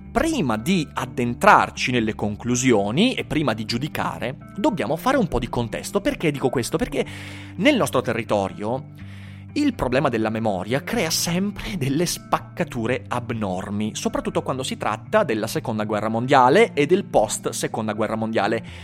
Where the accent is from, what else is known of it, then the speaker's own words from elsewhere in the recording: Schio, Veneto, Italy; io sono di Schio